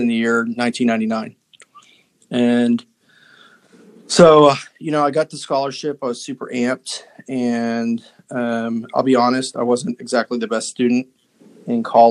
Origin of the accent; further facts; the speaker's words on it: West Virginia, United States; I grew up in West Virginia